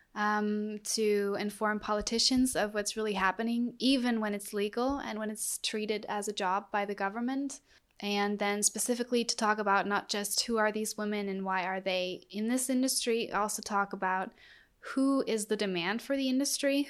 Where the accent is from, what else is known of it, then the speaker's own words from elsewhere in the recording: Germany; I'm from Germany.